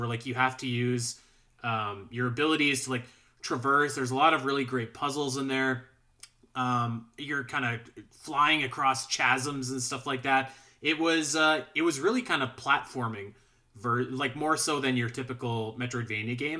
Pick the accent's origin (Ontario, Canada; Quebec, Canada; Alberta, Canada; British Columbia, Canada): Alberta, Canada; Calgary; I'm from Calgary, Alberta, right? So, we're, we're, I'm, I'm up in Canada.